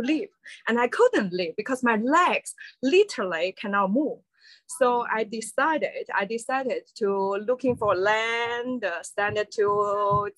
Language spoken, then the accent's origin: English; Xi'an, Shaanxi, China; moved away as an adult; now in Bali, Indonesia; I'm original from China, Xi'an